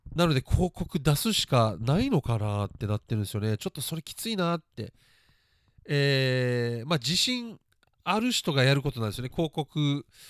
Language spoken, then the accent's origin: Japanese; Japan; 日本で育って